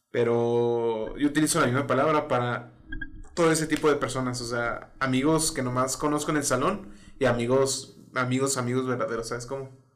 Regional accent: northern Mexico, Mexico; Soy un típico norteño

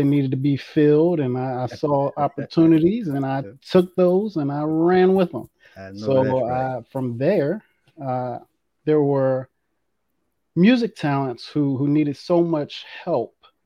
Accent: Washington, District of Columbia, United States; I'm from the Washington, D.C. metropolitan area, United States

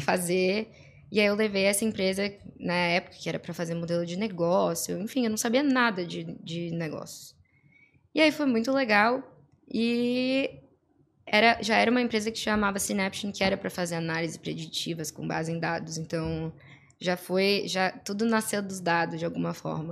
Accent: Florianópolis, Santa Catarina, Brazil; eu sou aqui de Floripa, nascida, e criada

